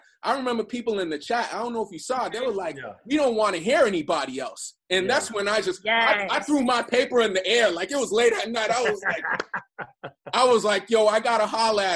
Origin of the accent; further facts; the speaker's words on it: East Coast, United States; I'm from the East Coast